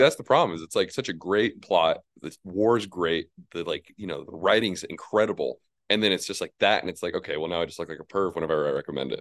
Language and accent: English; New Mexico, United States; I'm from New Mexico